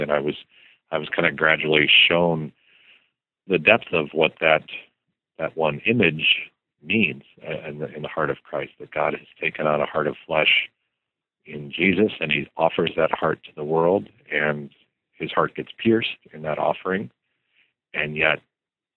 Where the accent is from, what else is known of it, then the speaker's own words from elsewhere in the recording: Arizona, United States; I grew up in Arizona